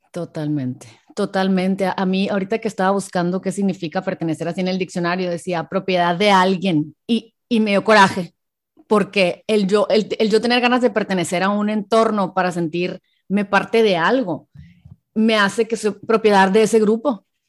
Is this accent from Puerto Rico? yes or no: no; Hermosillo, Sonora, Mexico; now in San Diego, United States; soy mexicana, pero soy de Hermosillo, pero vivo en San Diego